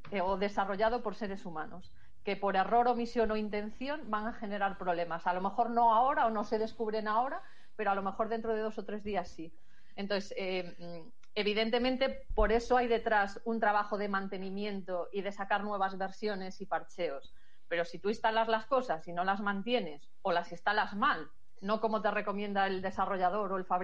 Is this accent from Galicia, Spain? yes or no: yes; Galicia, Spain; como buena gallega, como buena gallega depende.